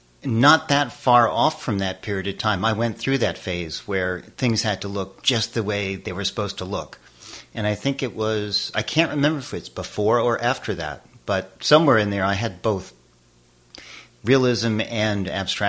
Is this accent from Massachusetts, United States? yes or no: yes; Boston, Massachusetts, United States; also born or lived in Spain / Connecticut / Mississippi; now in Western Massachusetts, United States; I was born in Spain, but I grew up in Boston.